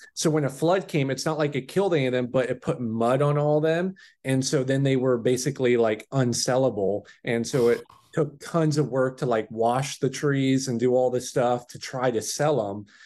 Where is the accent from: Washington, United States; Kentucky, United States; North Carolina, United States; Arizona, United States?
Washington, United States; Chehalis; also born or lived in Salem, Oregon; I grew up in Chehalis, Washington, went to a high school, W F West